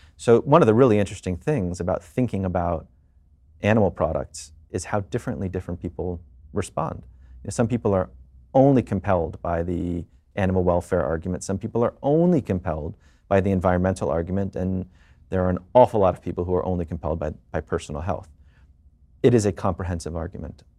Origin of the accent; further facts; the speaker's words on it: Washington, District of Columbia, United States; now in New York, United States; I was born and raised in D C